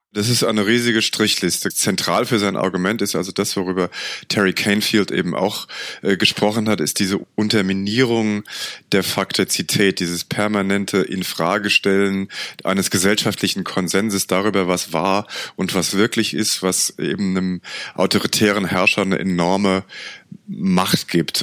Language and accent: German; Germany; als Europäer und gerade als Deutscher